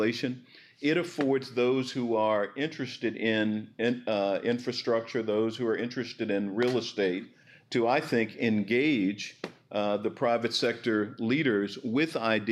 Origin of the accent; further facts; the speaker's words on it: Arkansas, United States; A place like Arkansas, my home state